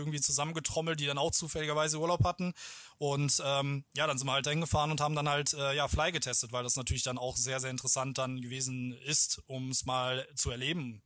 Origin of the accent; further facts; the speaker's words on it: German–Dutch border region, North Rhine-Westphalia, Germany; weil ich halt hier aus der Grenzregion komme, hier aufgewachsen bin